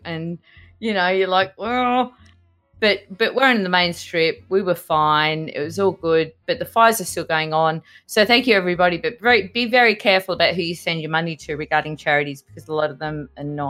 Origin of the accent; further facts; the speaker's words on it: Australia; We're Australian